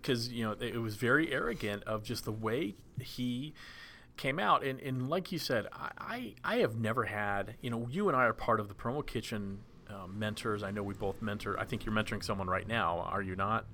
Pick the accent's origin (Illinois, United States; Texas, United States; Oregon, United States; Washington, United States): Texas, United States; Dallas; growing up in Dallas